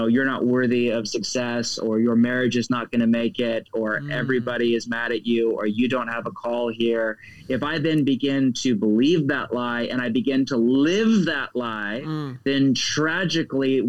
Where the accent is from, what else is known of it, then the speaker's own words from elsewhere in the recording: United States; I'm speaking as an American.